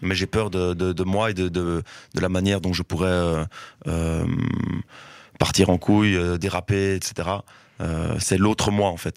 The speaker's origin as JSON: {"language": "French", "town": "Brussels", "region": "Brussels-Capital Region", "country": "Belgium", "tie": "born or raised there", "said": "j'ai grandi à Forêt-Wilmans qui est euh, bon maintenant ça c'est un peu ça c'est assez fortement gentrifié mais euh, ça reste euh, ça restait un des quartiers un quartier populaire de, Bruxelles"}